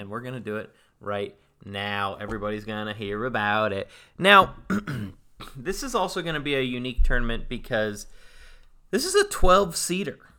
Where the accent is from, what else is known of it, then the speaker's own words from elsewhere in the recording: Northern California, United States; I'm from Northern California, A K A the yay